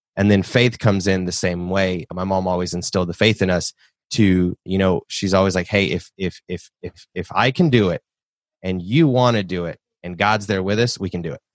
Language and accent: English; Nashville, Tennessee, United States; I grew up in Nashville, born and raised in the South.